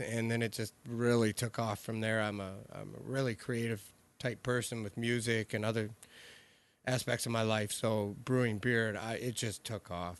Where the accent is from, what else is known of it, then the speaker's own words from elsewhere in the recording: Michigan, United States; growing up in Michigan